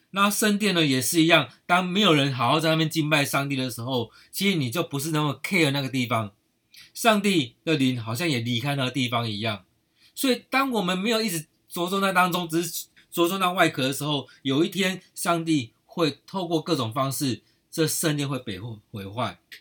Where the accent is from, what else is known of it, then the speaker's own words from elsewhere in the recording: Taiwan; 我们台湾人真的很有爱心